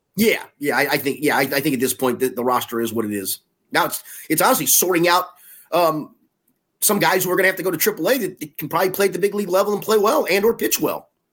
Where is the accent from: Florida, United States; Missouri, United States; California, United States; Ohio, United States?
Ohio, United States; Cincinnati; also born or lived in New York / Tulsa; I was born in Cincinnati, but we moved to, uh, to New York when I was seven in nineteen seventy.